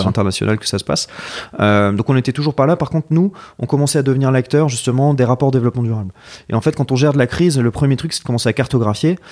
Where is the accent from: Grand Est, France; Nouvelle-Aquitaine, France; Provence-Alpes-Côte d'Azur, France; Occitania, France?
Provence-Alpes-Côte d'Azur, France; Marseille; moved away as an adult; also born or lived in south of France / Paris; je suis de Marseille. Euh, euh, euh, j'ai, d'ailleurs, j'ai fait mon école de commerce là-bas. En fait, j'ai, j'ai grandi un peu partout dans le sud, mais, mais j'ai, passé pas mal de temps à Marseille